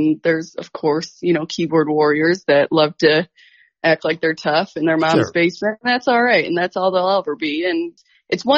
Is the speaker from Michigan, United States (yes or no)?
yes; Detroit, Michigan, United States; I'm from Detroit area.